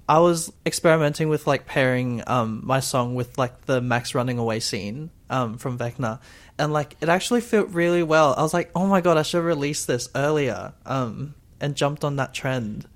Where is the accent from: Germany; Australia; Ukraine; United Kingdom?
Australia; Brisbane, Queensland; I'm from Brisbane